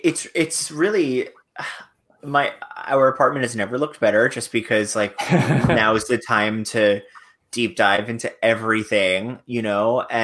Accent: Fort Lauderdale, Florida, United States; accent: New York; also born or lived in Long Island; now in New York, United States; I was born in Long Island, but raised in Fort Lauderdale. even when I was in Fort Lauderdale, I still considered New York home. I just, mm-hmm. I had a New York accent that I got rid of in college.

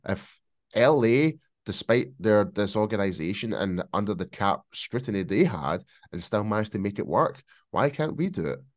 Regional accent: Scotland, United Kingdom; accent: Scottish; my bloody Scottish accent

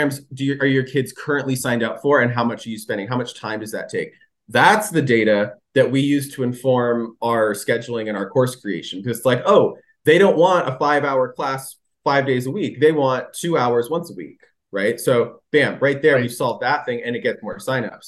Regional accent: California, United States; I grew up in California

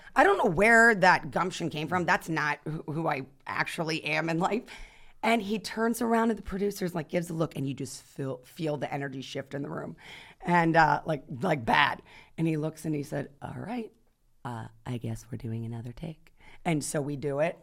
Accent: Youngstown, Ohio, United States; I'm from Youngstown, Ohio

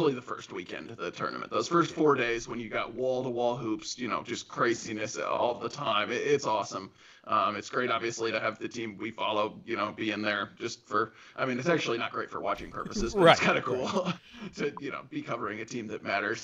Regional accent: Louisville, Kentucky, United States; growing up in Louisville

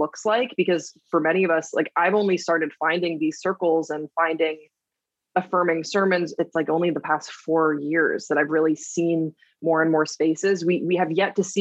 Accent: Waterloo, Wallonia, Belgium; moved away; I grew up in Waterloo, Belgium.

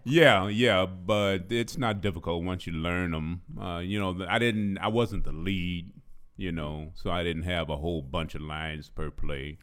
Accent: San Francisco, California, United States; also born or lived in Houston; I was born in Houston, but I was raised in San Francisco

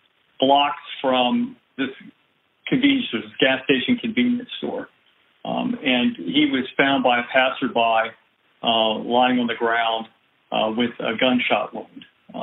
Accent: Pennsylvania, United States; born there; now in New Orleans, United States; I was born in Pennsylvania. I came down here to New Orleans to go to Loyola University.

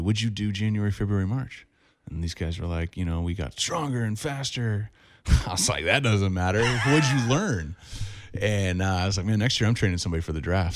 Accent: Orange County, California, United States; Growing up in Orange County

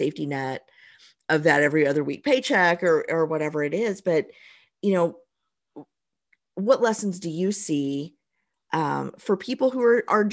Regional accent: Southern Indiana, United States; also born or lived in Tennessee; I grew up in Southern Indiana. I've lived in Indiana almost my whole life

